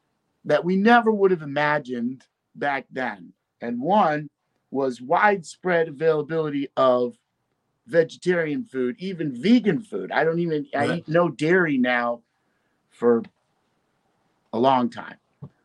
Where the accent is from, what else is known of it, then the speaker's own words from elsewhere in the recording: Brooklyn, New York, United States; And see, I was from Brooklyn.